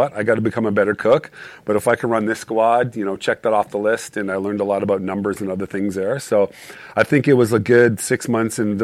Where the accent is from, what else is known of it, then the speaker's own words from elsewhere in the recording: Calgary, Alberta, Canada; moved away; I grew up in Calgary